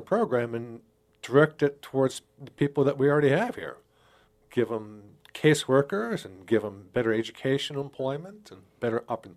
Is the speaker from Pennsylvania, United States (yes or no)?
yes; Pittsburgh, Pennsylvania, United States; moved away as an adult; also born or lived in Rochester, New York / Twin Cities, Minnesota; now in Sioux Falls, United States; I grew up in Pittsburgh, Pennsylvania.